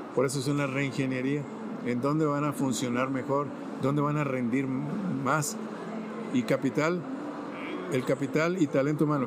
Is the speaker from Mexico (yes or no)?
yes; Zacualco de Torres, Jalisco, Mexico; moved away; also born or lived in Monterrey, Nuevo León / San José, California; nací en un pueblo tan precioso que se llama Zacualco de Torres, a 72 kilómetros de Guadalajara.